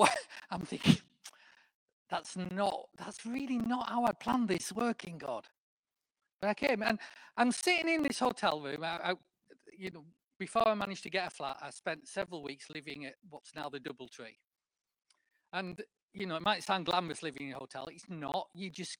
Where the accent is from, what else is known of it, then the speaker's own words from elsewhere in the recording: the north of England, United Kingdom; accent: northern; moved away as an adult; now in Cambridge, United Kingdom; I'm still a northerner.